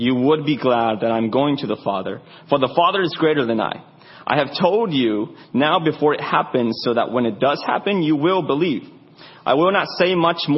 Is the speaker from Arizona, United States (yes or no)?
yes; Arizona, United States; I grew up in Arizona, so I'm a Zoni